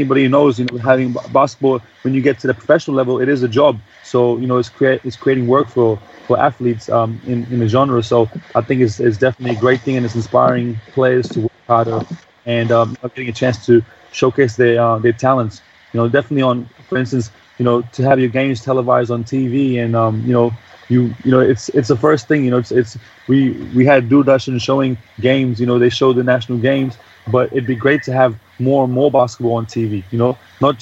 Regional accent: Pune, Maharashtra, India; moved away; also born or lived in Australia; I'm born and raised in Pune.

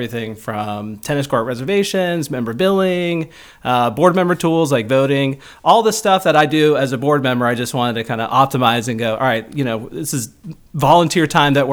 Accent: Chamblee, Georgia, United States; moved away as an adult; also born or lived in New York; now in Dunwoody, United States; I grew up in Chamblee, which is technically now Brookhaven

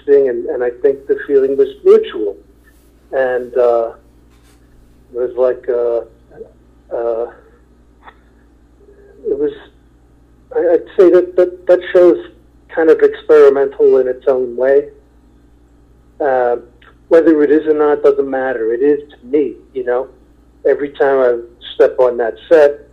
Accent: New York, United States; I'm from New York, and I'm never going to leave there.

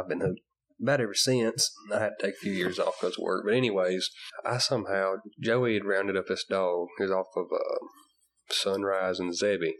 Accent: Bear Creek, United States; I grew up just in Bear Creek

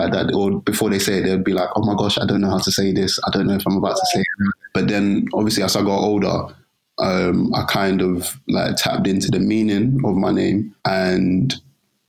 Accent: London, United Kingdom; East London raised, East London born

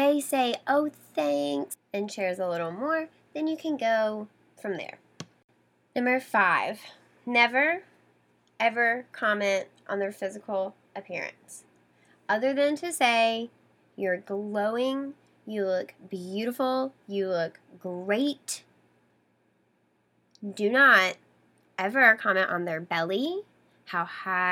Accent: the South, Southern United States, United States; I grew up in the Southern culture and that's how we did things

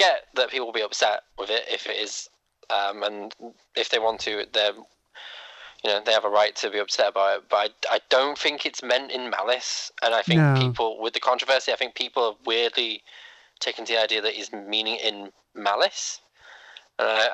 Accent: United Kingdom; I was from the United Kingdom

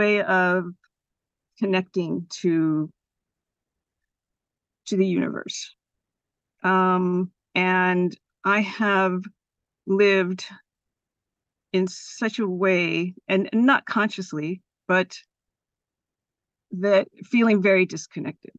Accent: Los Gatos, California, United States; also born or lived in San Francisco; I was born here in San Francisco, but I grew up in the South Bay in Los Gatos

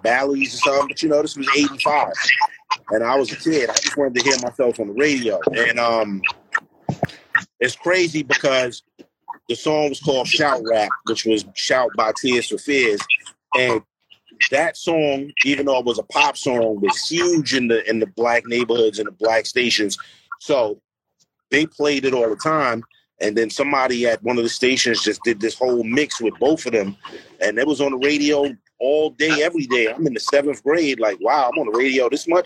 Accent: New York City, New York, United States; I'm from Queensbridge

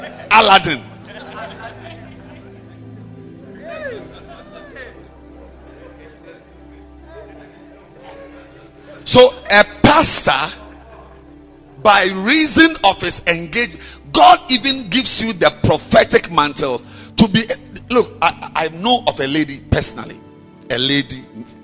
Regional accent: Ghana; I'm a Ghanaian

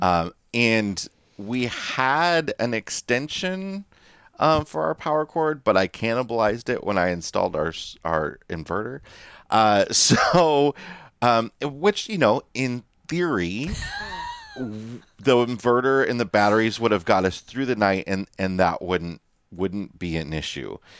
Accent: United States; moved away; the Quad Cities area, my hometown on the Iowa Illinois border

